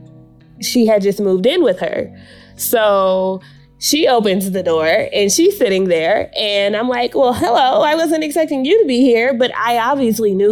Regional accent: Washington, District of Columbia, United States; I'm originally from Washington, D.C.

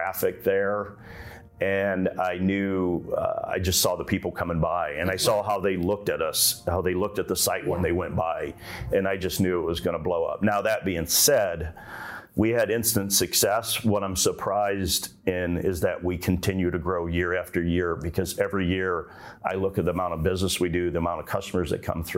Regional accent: Ohio, United States; now in Central Florida, United States; I grew up in Ohio. That's where I was born and raised, and kind of in a German area of Ohio

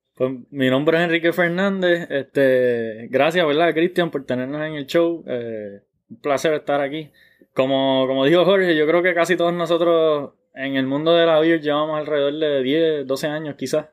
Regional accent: Puerto Rico; soy de aquí de Puerto Rico, criado, nacido, criado en Puerto Rico

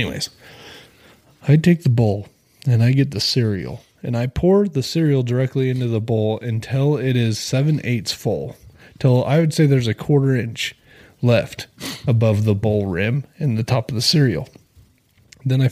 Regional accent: United States; I'm an American

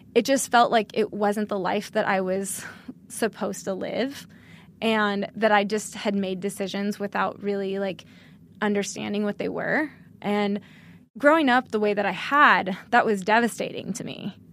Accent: outside of Sacramento in the foothills, Northern California, United States; moved away; I'm from Northern California.

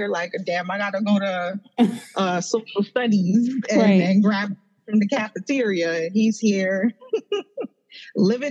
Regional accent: New York City, New York, United States; moved away as an adult; also born or lived in Trinidad (parents' origin); Did I tell anybody that I'm from Brooklyn yet? Or like, you know, because I'm just so like in love with where I grew up and where I came from

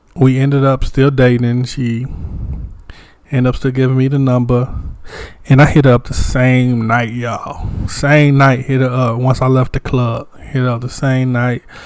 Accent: Wagram, North Carolina, United States; I'm from a little town too. I'm from Wagram, North Carolina.

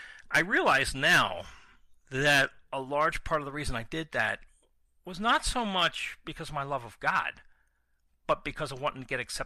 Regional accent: Baltimore, Maryland, United States; I'm originally from Baltimore, Maryland. And you can tell because that's the way I say Baltimore.

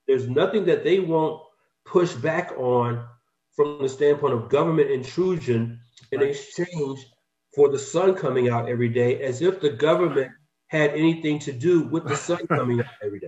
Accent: Atlanta, Georgia, United States; moved away as an adult; now in Valencia, United States; I'm a, a native of Atlanta, Georgia.

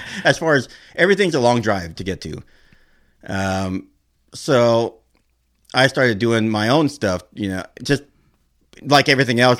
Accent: Norwalk, California, United States; I grew up in Norwalk

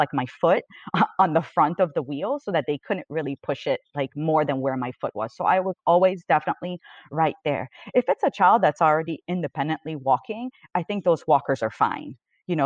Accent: Canada; I'm Canadian

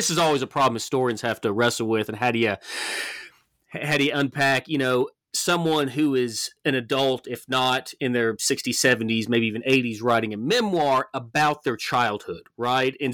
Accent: the South, United States; you know me being a Southerner and, and studying Southern history

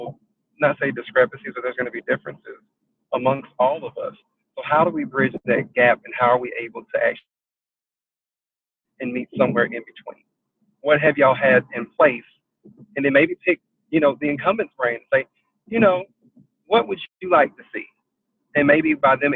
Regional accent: South Carolina, United States; I am from South Carolina

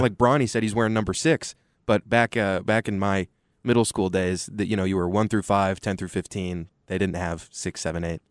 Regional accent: Austin, Texas, United States; growing up in Austin as a Texas fan with two parents that are legacies

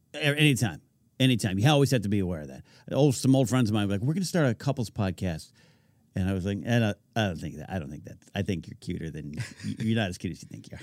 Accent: California, United States; born and raised in California

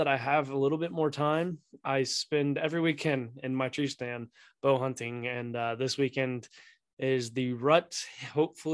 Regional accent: Pataskala, Ohio, United States; also born or lived in Delaware, Ohio; I'm from Pataskala, Ohio. I went to Watkins Memorial High School

